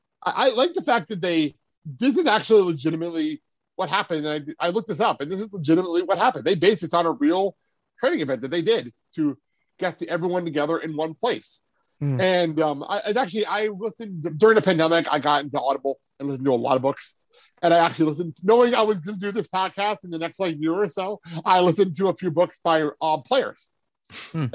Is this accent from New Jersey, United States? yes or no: yes; New Jersey, United States; I grew up in New Jersey